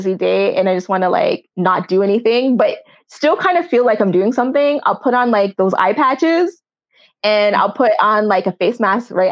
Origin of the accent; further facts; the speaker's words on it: Jamaica; I'm Jamaican